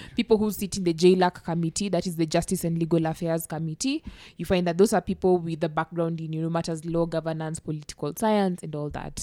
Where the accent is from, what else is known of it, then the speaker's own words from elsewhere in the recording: Kenya; I'm from Masembo, Nyasembo project